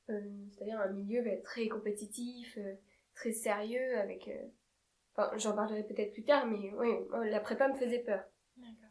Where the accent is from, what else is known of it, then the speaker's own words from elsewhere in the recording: Marseille, Provence-Alpes-Côte d'Azur, France; je viens de Marseille.